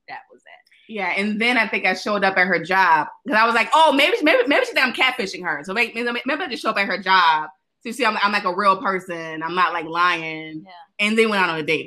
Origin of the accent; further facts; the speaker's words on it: Chicago, Illinois, United States; moved away; I'm originally from Chicago